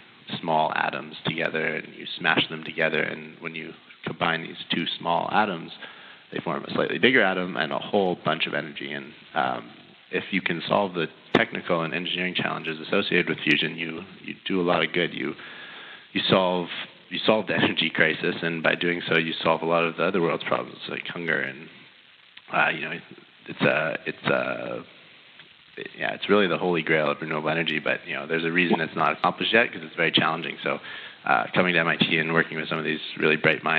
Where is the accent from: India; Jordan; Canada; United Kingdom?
Canada; moved away as an adult; now in United States; I am not from this great country. I'm a Canadian